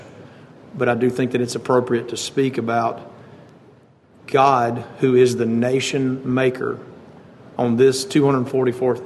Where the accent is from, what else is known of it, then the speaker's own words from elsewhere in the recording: United States; as American citizens